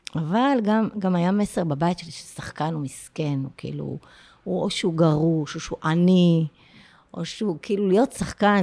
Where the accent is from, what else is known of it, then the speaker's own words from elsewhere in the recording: Afula, Northern District, Israel; moved away; אני באמת גדלתי בעפולה